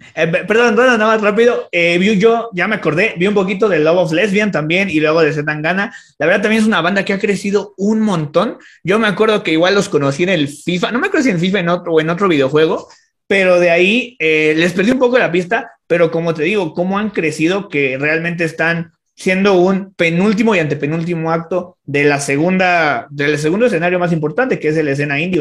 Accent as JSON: {"language": "Spanish", "town": "Toluca", "region": "State of Mexico", "country": "Mexico", "also_born_or_lived": "Metepec", "said": "soy de Toluca"}